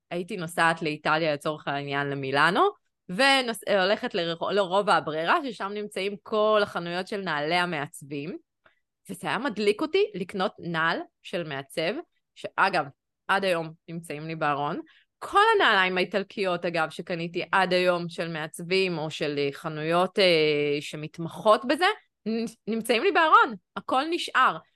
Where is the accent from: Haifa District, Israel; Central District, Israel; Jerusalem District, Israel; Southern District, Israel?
Jerusalem District, Israel; Jerusalem; born or raised there; moved away as an adult; also born or lived in Tel Aviv